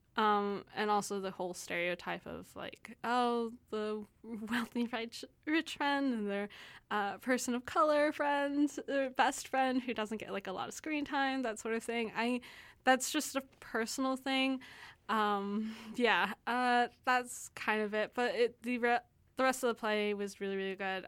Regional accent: Texas, United States; now in Canada; I'm from Texas, so, um, we're very much known for, like, our Tex-Mex food

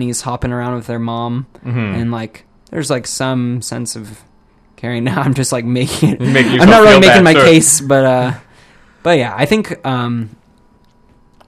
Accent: United States; I'm like from the States

